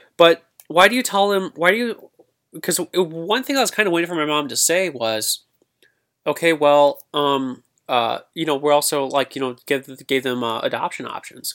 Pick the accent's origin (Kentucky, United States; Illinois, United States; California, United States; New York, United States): Illinois, United States; Granite City; here in my hometown, Granite City